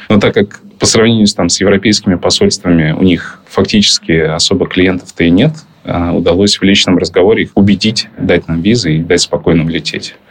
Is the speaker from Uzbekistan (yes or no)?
no; Ukraine; also born or lived in Russia / Tbilisi, Georgia; now in Japan; я родился и вырос в Украине